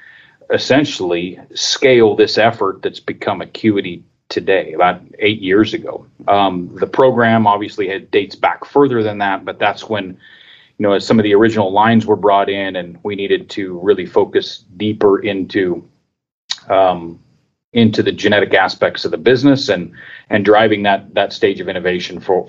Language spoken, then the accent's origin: English; Colorado, United States; I grew up in Colorado, actually. I grew up on a small seed stock operation.